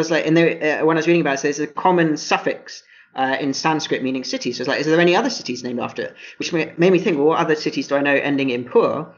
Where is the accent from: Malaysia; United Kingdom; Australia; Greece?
United Kingdom; England; I'm from England